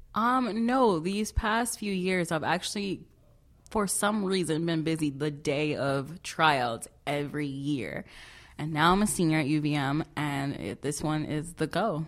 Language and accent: English; Chicago, Illinois, United States; moved away as an adult; now in Vermont, United States; I am from Chicago, no, not Chi Town or Chirac. I'm from the south side, yes, of Chicago